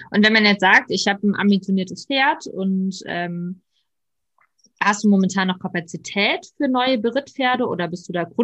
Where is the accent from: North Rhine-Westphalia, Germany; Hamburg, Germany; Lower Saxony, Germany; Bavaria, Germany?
North Rhine-Westphalia, Germany; ja, ich komme aus der Nähe von Köln